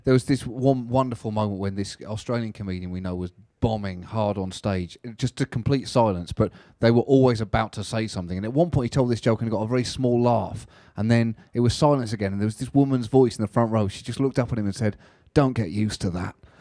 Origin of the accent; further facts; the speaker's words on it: United Kingdom; I'm British